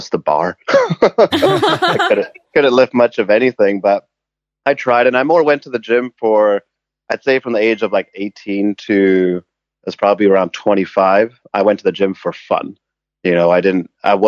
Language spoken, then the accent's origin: English; England, United Kingdom; moved away as an adult; also born or lived in Canada; now in Vancouver, Canada; I was born in Canada, but I grew up in England. And we moved back to Vancouver when I was 18